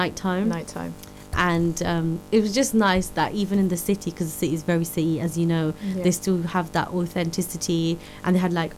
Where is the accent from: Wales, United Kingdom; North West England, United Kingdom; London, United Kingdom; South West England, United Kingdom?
London, United Kingdom; we're called the Londonese because we're from London or the UK